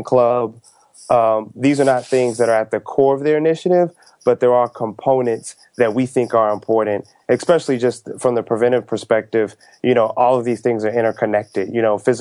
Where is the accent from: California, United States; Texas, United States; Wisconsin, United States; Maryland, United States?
Texas, United States; moved away; I'm from the South, and so I grew up in Texas